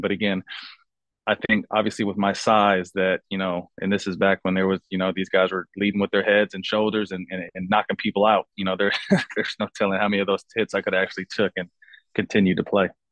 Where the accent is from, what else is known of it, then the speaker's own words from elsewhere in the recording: Sacramento, California, United States; also born or lived in San Jose, California; moved to Sacramento at about nine years old, and that's where I did the majority of my schooling.